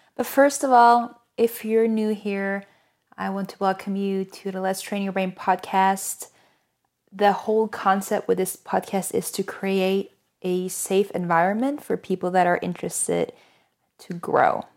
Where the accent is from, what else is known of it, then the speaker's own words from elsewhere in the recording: Norway; moved away as an adult; now in United States; I'm originally from Norway, but I've lived in the U S for, goodness, almost five years at this point.